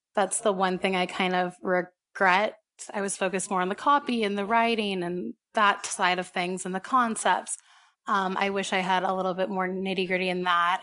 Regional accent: Houston, Texas, United States; moved away as an adult; also born or lived in San Antonio / Dallas; now in Los Angeles, United States; I grew up, I was born and raised in Houston.

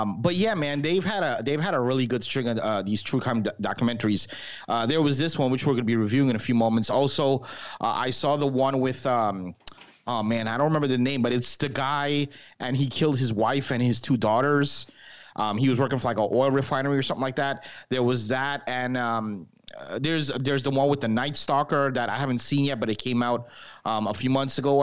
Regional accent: New York, United States; moved away; I'm from New York originally

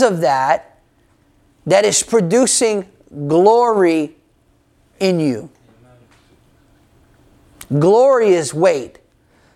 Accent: United States; I'm American

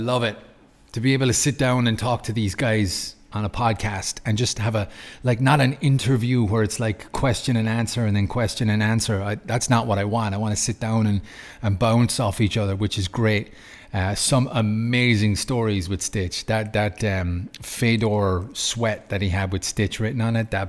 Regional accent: Ireland; moved away as an adult; now in Lucerne, Switzerland; I'm from Ireland, but I moved to Switzerland 2012.

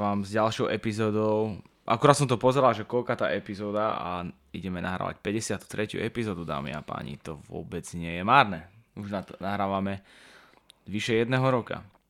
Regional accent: Slovakia; ja som hrdý Slovák

